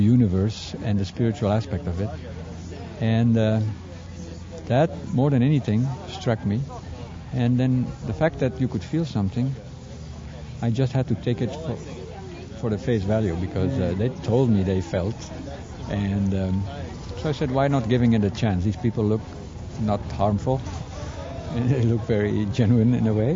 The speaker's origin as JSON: {"language": "English", "country": "Belgium", "said": "I am from Belgium"}